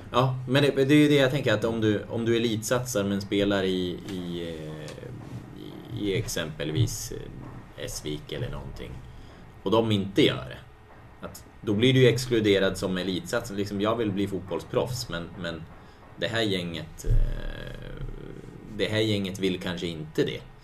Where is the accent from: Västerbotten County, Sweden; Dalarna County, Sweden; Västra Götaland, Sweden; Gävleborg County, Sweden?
Gävleborg County, Sweden; Hudiksvall; jag kommer från Hudik